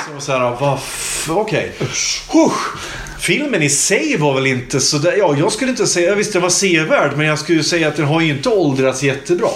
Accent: Hudiksvall, Gävleborg County, Sweden; Hudiksvall där jag kommer ifrån

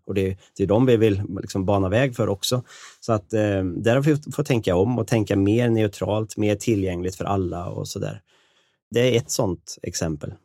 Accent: Karlstad, Värmland, Sweden; Jag kommer från Karlstad i Värmland. Jag har levt och bott där hela mitt liv

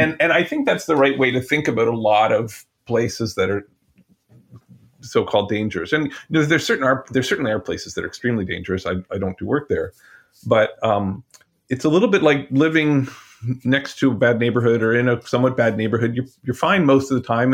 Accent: Ottawa, Ontario, Canada; moved away; I grew up in Canada, all over Eastern Ontario, eventually in Ottawa

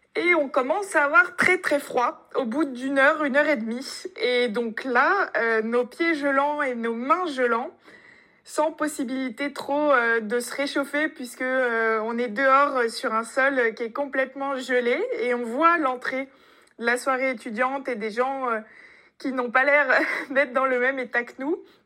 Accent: France; accent: French; on avait un accent français

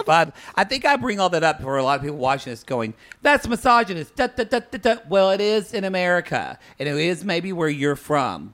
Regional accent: United States; I was born and raised in the United

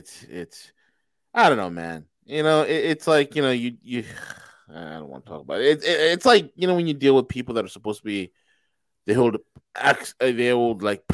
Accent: New York, United States; You know, and I'm from New York. I got to get everything done in a New York minute.

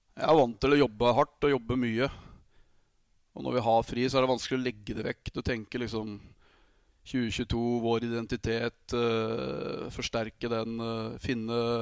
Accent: Vormsund, Akershus, Norway; also born or lived in Austria / Germany / France; jeg er fra Fuvo, en liten klubb, tredjedivisjonsklubb

